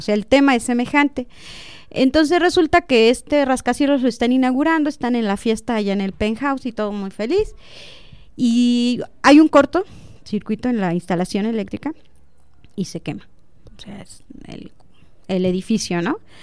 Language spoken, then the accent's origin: Spanish; Zitácuaro, Michoacán, Mexico; now in Celaya, Mexico; yo nací en Zitácuaro, Michoacán